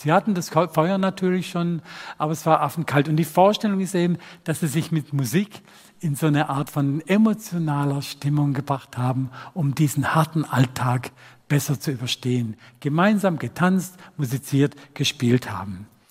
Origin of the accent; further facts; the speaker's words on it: Rottweil, Baden-Württemberg, Germany; accent: Swabian; meine Heimatstadt Rottweil